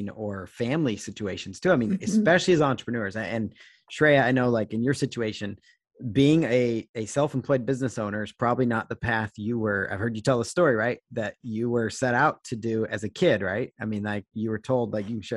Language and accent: English; Seattle, Washington, United States; I'm from Seattle area